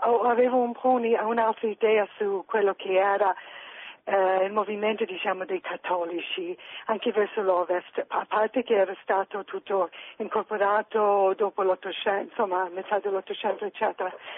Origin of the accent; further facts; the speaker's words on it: United States; moved away; essendo americana